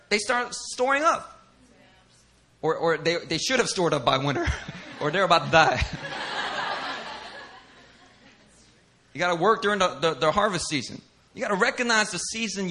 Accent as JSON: {"language": "English", "town": "Philadelphia", "region": "Pennsylvania", "country": "United States", "tie": "born or raised there", "moved": "as an adult", "lives_now": "Korea", "said": "myself in Philly"}